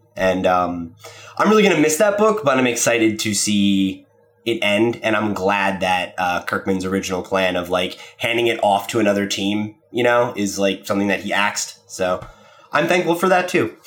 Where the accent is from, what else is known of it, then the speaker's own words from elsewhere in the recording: New Jersey, United States; I grew up in New Jersey